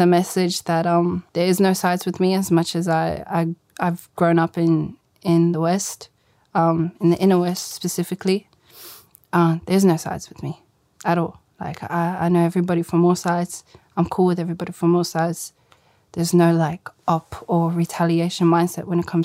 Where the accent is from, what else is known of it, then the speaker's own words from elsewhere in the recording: Sydney, New South Wales, Australia; I grew up in South Granville my whole life, lived there with all my Habibs.